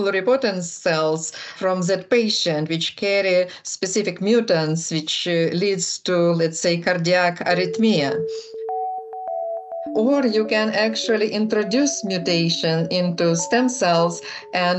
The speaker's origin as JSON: {"language": "English", "country": "Ukraine", "moved": "yes", "said": "I am originally from Ukraine"}